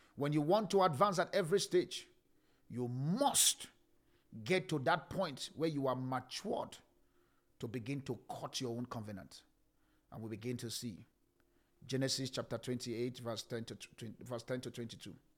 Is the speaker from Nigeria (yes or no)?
yes; Nigeria; Nigerians were triggers. That's who we are.